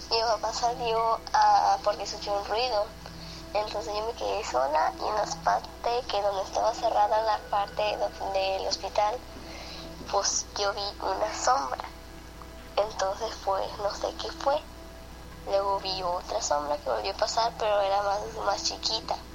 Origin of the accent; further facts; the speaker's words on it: Culiacán, Sinaloa, Mexico; de Culiacán, Sinaloa